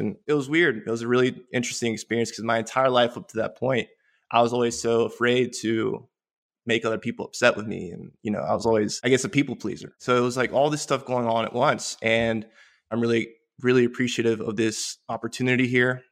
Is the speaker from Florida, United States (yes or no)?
yes; Polk County, central Florida, United States; also born or lived in Caracas, Venezuela / Puerto Rico; I grew up in, in central Florida, in Polk County